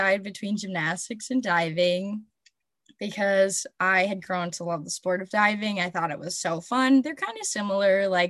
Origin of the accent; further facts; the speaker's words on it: Melrose, Minnesota, United States; also born or lived in St. Cloud, Minnesota; my hometown, which is Melrose